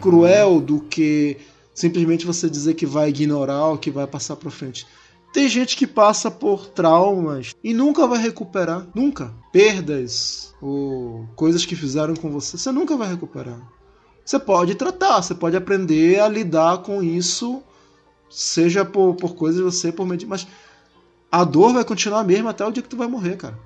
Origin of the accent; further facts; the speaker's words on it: Manaus, Amazonas, Brazil; Em Manaus, que é de onde eu sou